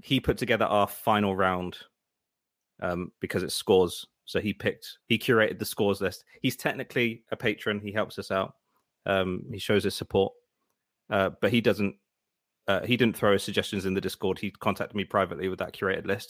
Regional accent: United Kingdom; I'm British

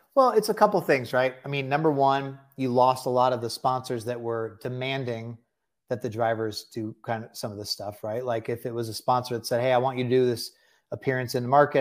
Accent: Bay Area, California, United States; moved away; also born or lived in Delaware; I was born in the Bay Area

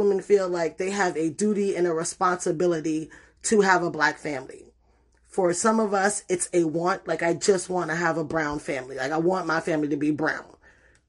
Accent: New York City, New York, United States; moved away; also born or lived in Puerto Rico; I grew up in the Bronx

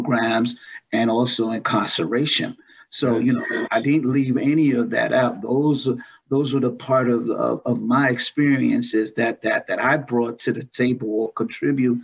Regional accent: New York City, New York, United States; I was born and raised in New York City, Brooklyn, New York

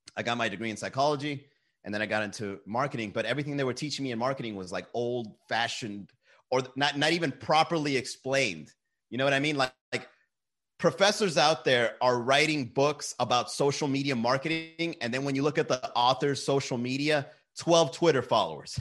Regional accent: Miami, Florida, United States; we're from Miami

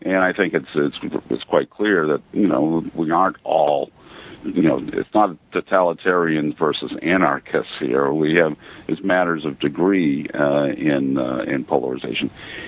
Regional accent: Maine, United States; We have a home on Peaks Island. I'm originally from Maine.

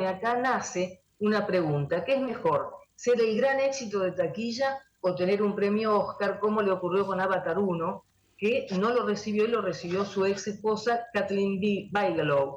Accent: Argentina; nosotros somos argentinos

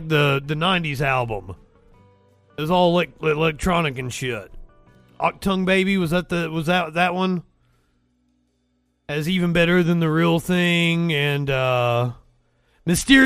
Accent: United States; Being an American

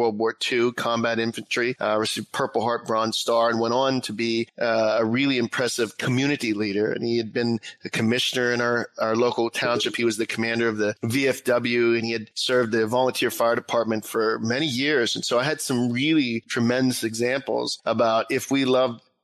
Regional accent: South Fayette, Pennsylvania, United States; I grew up outside of Pittsburgh in a beautiful community, South Fayette, outside of Bridgeville

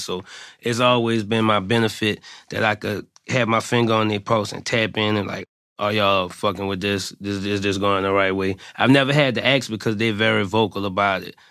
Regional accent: New Orleans, Louisiana, United States; everybody knew I was from New Orleans

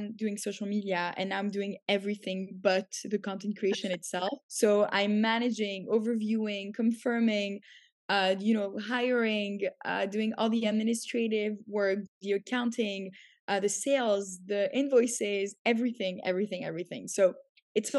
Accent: Canada; moved away as an adult; also born or lived in Paris, France / New York, United States; now in Tel Aviv, Israel; I grew up in Canada. So when I was 7, I moved there.

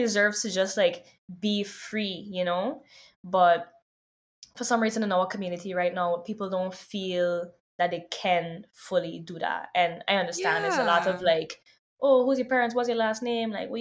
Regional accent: Sint Maarten; also born or lived in New York, United States; now in Los Angeles, United States; growing up on St. Martin

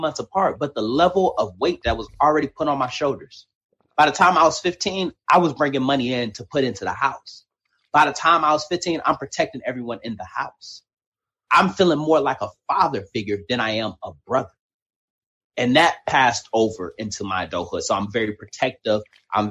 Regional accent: Detroit, Michigan, United States; Me growing up in Detroit, Michigan, raised by a single mother

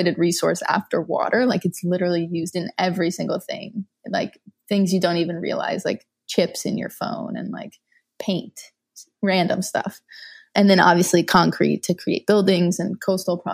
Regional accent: Louisiana, United States; I grew up in Louisiana without access to recycling

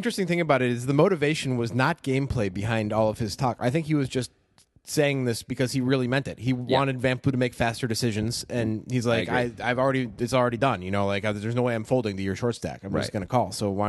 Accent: United States; accent: American; I'm saying it with my American accent.

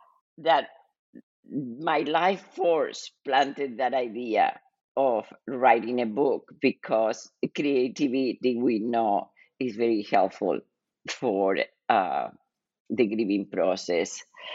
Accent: Argentina; moved away as an adult; now in United States; I was born and raised in Argentina and lived in the United States most of my life, most of my adult life.

